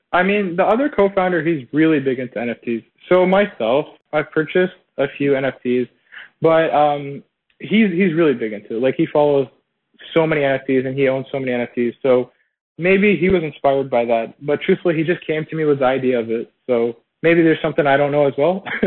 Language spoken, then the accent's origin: English; Toronto, Ontario, Canada; I'm originally from Toronto